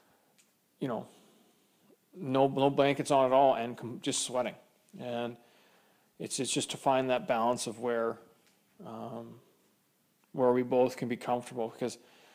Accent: Kamloops, British Columbia, Canada; now in Edmonton, Canada; growing up in Kamloops, it's a semi-desert.

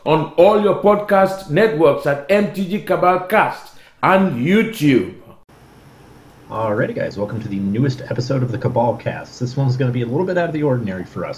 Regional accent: Midwest, United States; I'm from the Midwest

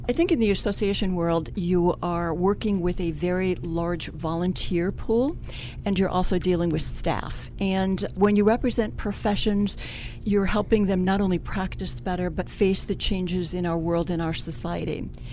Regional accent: Cleveland, Ohio, United States; I'm originally from Cleveland, Ohio

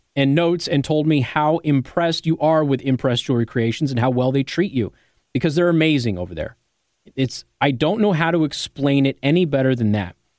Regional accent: Las Vegas, Nevada, United States; moved away; when I grew up in Las Vegas.

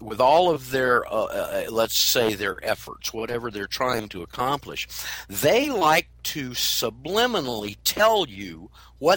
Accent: Florida, United States; I'm from Florida.

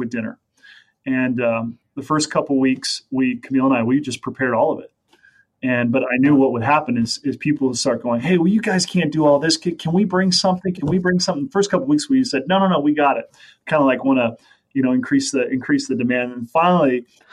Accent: Las Vegas, Nevada, United States; also born or lived in Sacramento, California; now in Minnesota, United States; I grew up in Las Vegas, Nevada

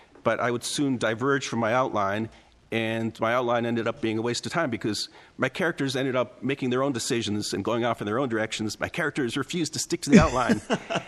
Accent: Buffalo, New York, United States; also born or lived in Teaneck, New Jersey; I was born in Teaneck, New Jersey, but then we grew up in Buffalo, New York

